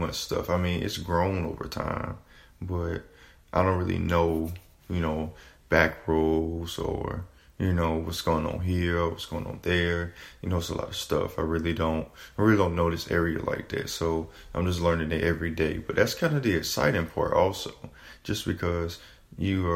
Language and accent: English; South Carolina, United States; moved away as an adult; now in North Carolina, United States; I'm originally was born and raised in South Carolina. I moved to North Carolina in May of 2017